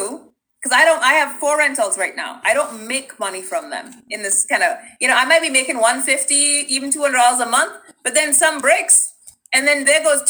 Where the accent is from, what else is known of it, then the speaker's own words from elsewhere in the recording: Trinidad & Tobago; moved away; growing up in Trinidad